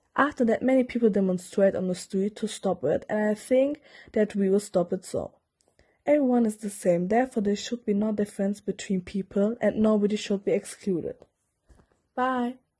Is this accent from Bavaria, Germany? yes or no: no; Hamburg, Germany; English is a second language; I'm from Hamburg and I'm 16 years old